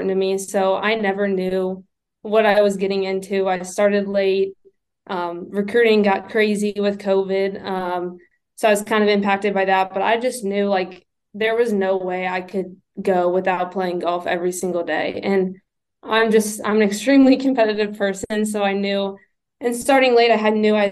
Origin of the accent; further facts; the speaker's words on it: Ohio, United States; I grew up in Ohio